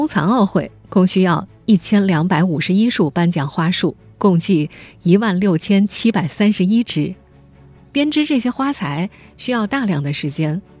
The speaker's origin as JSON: {"language": "Chinese", "town": "Nanjing", "region": "Jiangsu", "country": "China", "said": "作为一个南京人，这里我们得特别澄清一下，此绒花并不是南京绒花。"}